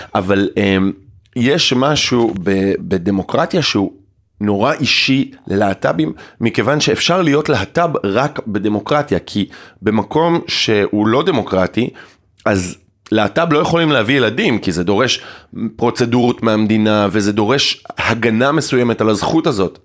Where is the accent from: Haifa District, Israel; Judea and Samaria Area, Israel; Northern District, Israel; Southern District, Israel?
Haifa District, Israel; Ein HaShofet; now in Tel Aviv, Israel; היום אני תל אביבי, במקור אני מקיבוץ עין השופט